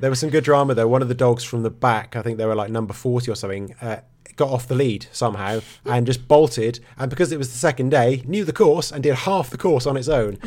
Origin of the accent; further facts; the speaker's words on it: Norfolk, East of England, United Kingdom; I'm from Norfolk.